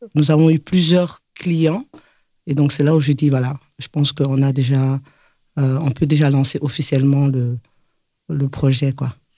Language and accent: French; Belgium; moved away as an adult; also born or lived in Mali; now in Bamako, Mali; Je suis une belge malienne et grandie en Belgique